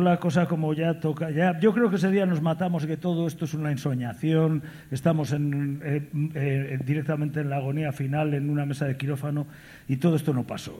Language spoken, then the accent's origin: Spanish; southern Galicia, Spain; also born or lived in Vigo; Venimos del sur de Galicia